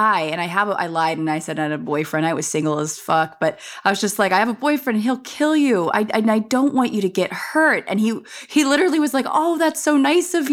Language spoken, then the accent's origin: English; San Fernando Valley, California, United States; I grew up in the San Fernando Valley